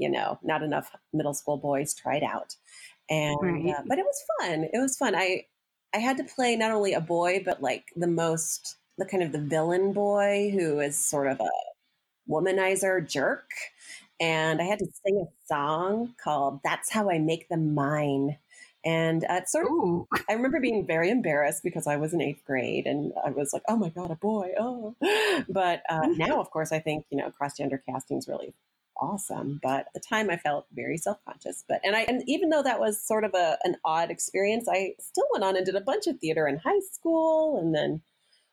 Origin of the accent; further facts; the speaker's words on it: Champaign, Illinois, United States; moved away as an adult; also born or lived in South Carolina; now in Spartanburg, United States; I am from the center of the universe, my dad called it, Champaign, Urbana, CU. It is sort of in the center of the country, Midwest college town